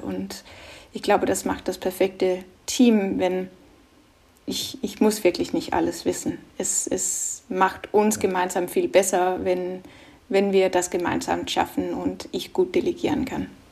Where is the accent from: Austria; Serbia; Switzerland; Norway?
Norway; German is a second language; moved away; also born or lived in Denmark; Ich bin ja ursprünglich Dänin, aber in Norwegen groß geworden